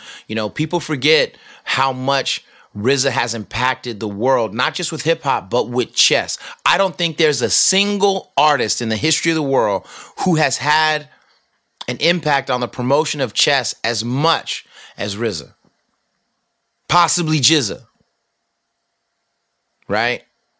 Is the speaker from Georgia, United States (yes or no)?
no; Manhattan, New York, United States; Because I'm from Manhattan and I'm not a bum. …, money-making Manhattan, boy.